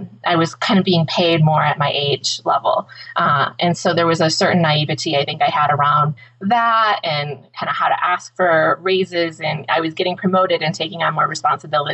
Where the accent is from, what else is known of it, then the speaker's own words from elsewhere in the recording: Woodhaven, Michigan, United States; I grew up in Woodhaven, Michigan, just south of Detroit